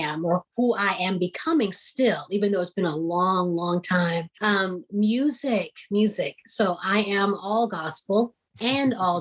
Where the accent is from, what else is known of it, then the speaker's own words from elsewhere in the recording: Houston, Texas, United States; also born or lived in East Coast; I'm from Houston